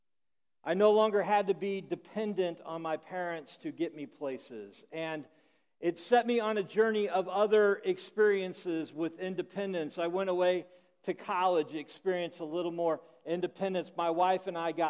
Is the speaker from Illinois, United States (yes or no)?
yes; Illinois, United States; I grew up in Illinois